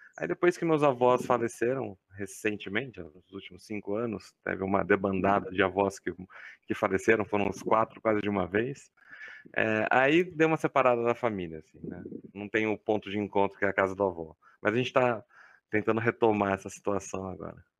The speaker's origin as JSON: {"language": "Portuguese", "town": "Campinas", "region": "São Paulo", "country": "Brazil", "tie": "born or raised there", "accent": "caipira", "moved": "as an adult", "lives_now": "São Carlos, Brazil", "said": "Eu sou natural de Campinas, interior de São Paulo"}